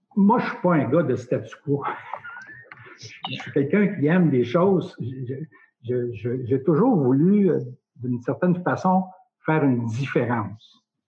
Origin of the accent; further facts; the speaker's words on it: Nicolet, Quebec, Canada; also born or lived in Saskatchewan; je suis natif de Nicolette. Donc, Nicolette, c'est sur la rive sud, en face de Trois-Rivières